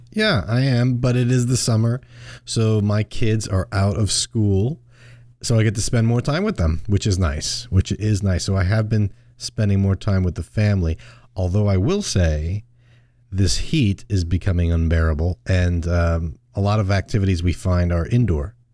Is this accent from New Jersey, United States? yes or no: no; Long Island, New York, United States; growing up on Long Island, we, we called it Fluke